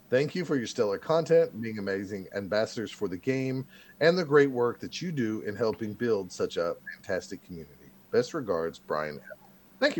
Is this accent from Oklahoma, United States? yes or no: yes; Oklahoma, United States; I'm from Oklahoma, where there was oil barons back in the day